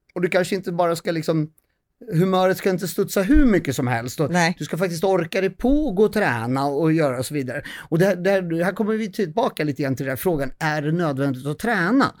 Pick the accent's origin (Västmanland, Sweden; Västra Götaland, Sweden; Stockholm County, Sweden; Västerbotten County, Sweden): Stockholm County, Sweden; Södertälje; jag är från Södertälje